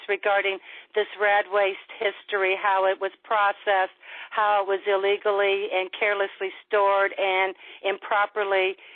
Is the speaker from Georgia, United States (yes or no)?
no; St. Louis, Missouri, United States; I'm from the St. Louis region. I was born and raised here